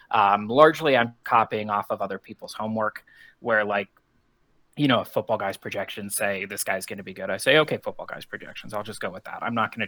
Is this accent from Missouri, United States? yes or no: no; Colorado, United States; Yeah, so I was born in 1984 in Colorado. So I grew up my entire life.